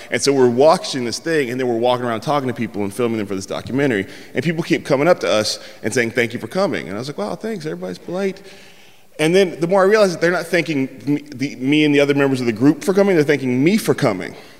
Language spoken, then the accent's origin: English; San Francisco, California, United States; I'm from San Francisco